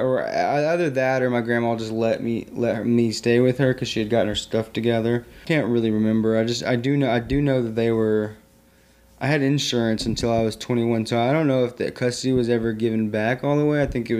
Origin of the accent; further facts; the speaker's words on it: Southern United States, United States; I grew up in the South. I grew up all over the South throughout from Alabama. I like to say through Alabama, from Alabama to North Carolina and everywhere sideways and in between. Mostly Tennessee and Georgia and Alabama and North Carolina.